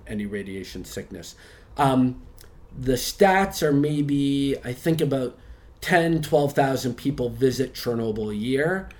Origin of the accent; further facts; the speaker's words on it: Boston, Massachusetts, United States; moved away as an adult; also born or lived in Chicago; now in Bangkok, Thailand; I was born in Boston, um, mm-hmm. went to university there